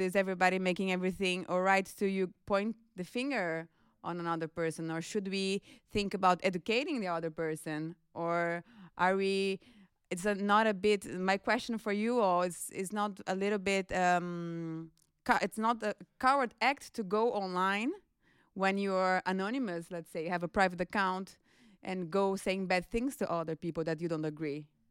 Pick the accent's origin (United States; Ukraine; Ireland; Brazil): Brazil; now in Netherlands; I'm from Brazil, and I work at the International Office